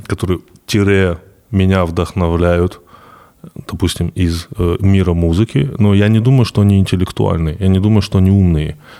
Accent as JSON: {"language": "Russian", "town": "Vladikavkaz", "region": "North Ossetia–Alania", "country": "Russia", "tie": "born or raised there", "said": "я вырос в Владикавказе"}